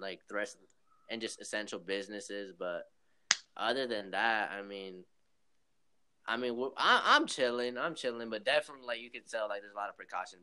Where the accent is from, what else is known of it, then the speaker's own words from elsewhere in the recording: Long Beach, California, United States; moved away as an adult; now in Oklahoma, United States; I live in Oklahoma, but I'm, I'm originally from uh, Long Beach, California